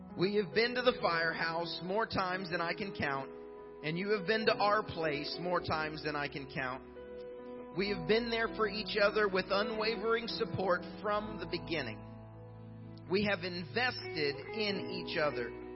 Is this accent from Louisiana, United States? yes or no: no; Indiana, United States; I grew up in Indiana